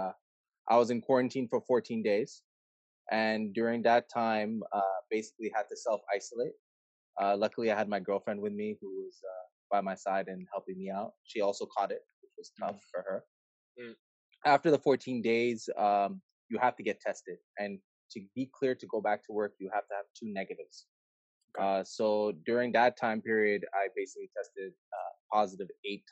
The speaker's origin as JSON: {"language": "English", "town": "Montreal", "region": "Quebec", "country": "Canada", "tie": "born or raised there", "said": "born and raised in Montreal, Quebec, Canada."}